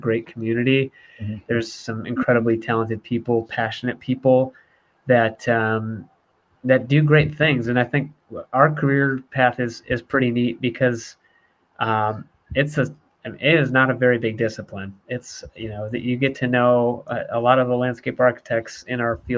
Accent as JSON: {"language": "English", "region": "Michigan", "country": "United States", "tie": "born or raised there", "moved": "yes", "said": "I grew up in Michigan"}